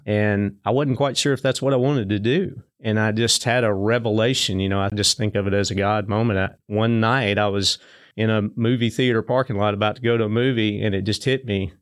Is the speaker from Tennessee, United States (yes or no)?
yes; Springfield, Tennessee, United States; Springfield, about thirty miles north of Nashville, and, you know, just had the, the typical childhood, was blessed to grow up close to a bunch of other kids